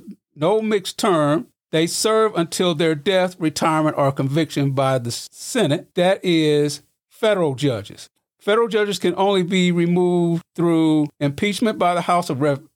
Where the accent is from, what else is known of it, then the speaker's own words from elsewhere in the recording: Festus, Missouri, United States; moved away as an adult; also born or lived in McLean County, Illinois; now in Bloomington, United States; my hometown of Festus, Missouri, which is like 35 miles south of St. Louis